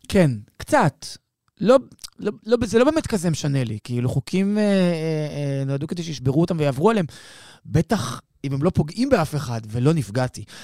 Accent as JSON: {"language": "Hebrew", "country": "Israel", "said": "אנחנו ישראלים"}